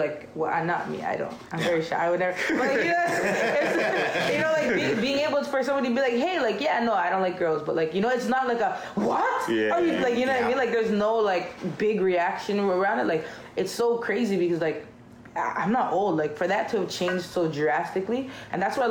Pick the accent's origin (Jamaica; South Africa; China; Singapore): Jamaica; now in Toronto, Canada; I'm Jamaican